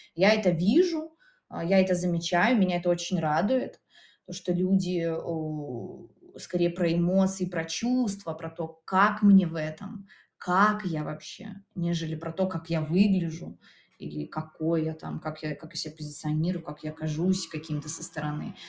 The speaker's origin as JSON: {"language": "Russian", "region": "Minsk Region", "country": "Belarus", "tie": "born or raised there", "lives_now": "Minsk, Belarus", "said": "я сама родом из Минской области"}